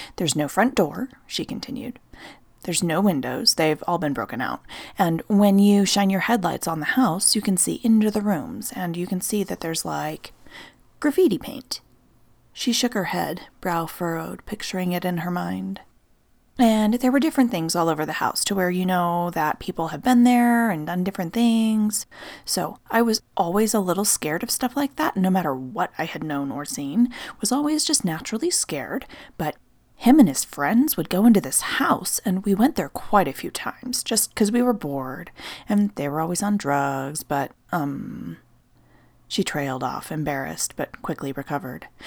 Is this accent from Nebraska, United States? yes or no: yes; Nebraska, United States; moved away; my home state of Nebraska